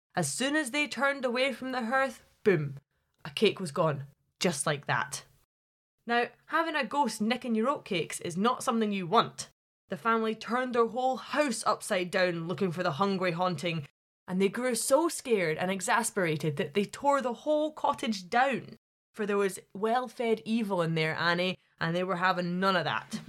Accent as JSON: {"language": "English", "town": "Glasgow", "region": "Scotland", "country": "United Kingdom", "moved": "as an adult", "lives_now": "Highlands, Scotland", "said": "I'm from Glasgow, so anywhere above there is considered the Highlands to me"}